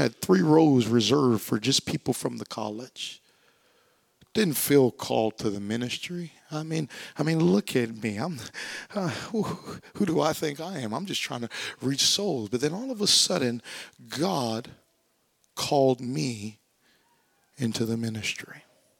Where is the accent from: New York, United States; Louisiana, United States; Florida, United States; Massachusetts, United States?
Louisiana, United States; I was born and raised in Louisiana for 18 years. I don't have a Louisiana accent